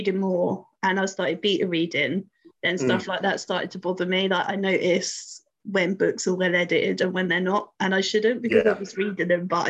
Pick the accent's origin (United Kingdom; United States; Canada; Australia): United Kingdom; Luton, East of England; I'm from Luton. So nothing is more feral than Luton.